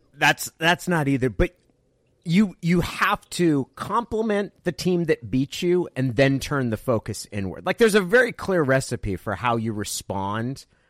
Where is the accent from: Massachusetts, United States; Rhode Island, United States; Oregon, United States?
Oregon, United States; I grew up in Oregon. I have uh, fairly deep roots in the state.